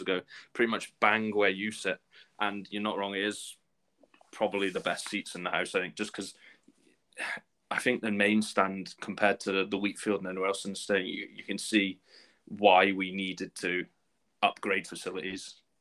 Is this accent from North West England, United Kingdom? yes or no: no; Shrewsbury, West Midlands, United Kingdom; moved away as an adult; now in Edinburgh, United Kingdom; my hometown team, Shrewsbury